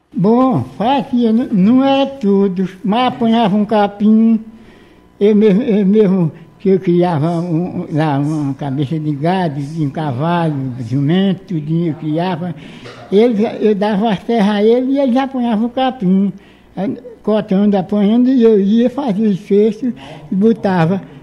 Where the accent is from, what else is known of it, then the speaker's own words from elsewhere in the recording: Itabaiana, Paraíba, Brazil; also born or lived in Macaparana, Pernambuco; Nasci na Paraíba, no município de Itabaiana. Só que esse município que eu nasci é, é colado com o município de Pernambuco, de Macaparana. Então, eu morava, nasci, me criei morando lá